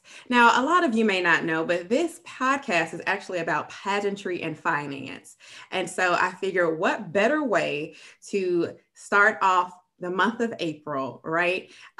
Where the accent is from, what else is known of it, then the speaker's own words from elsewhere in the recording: Illinois, United States; now in Texas, United States; I was Miss Illinois All World Beauties Plus 2018. And mm-hmm. So I am so proud because that's my home state. And so I am proud to be serving as Miss Texas.